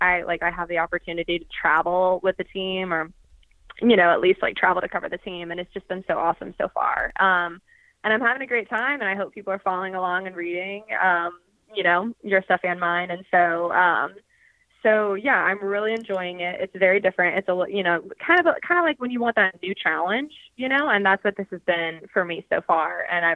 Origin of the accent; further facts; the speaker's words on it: Georgia, United States; I mean, I'm from Georgia and I'm like covering some hockey.